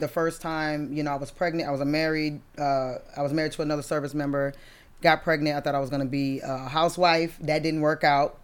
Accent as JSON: {"language": "English", "town": "Brockton", "region": "Massachusetts", "country": "United States", "moved": "yes", "said": "I'm originally from Brockton, Massachusetts."}